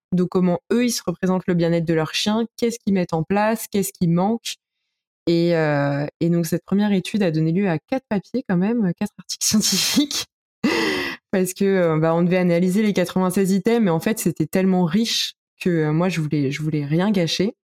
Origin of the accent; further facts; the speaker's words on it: Paris, Île-de-France, France; je suis parisienne